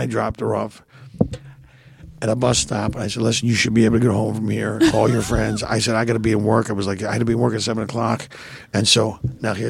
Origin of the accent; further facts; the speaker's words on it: Philadelphia, Pennsylvania, United States; moved away; growing up in Philly.